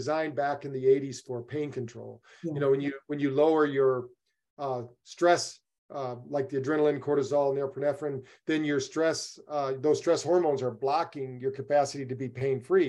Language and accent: English; Battle Creek, Michigan, United States; I grew up in Battle Creek, Michigan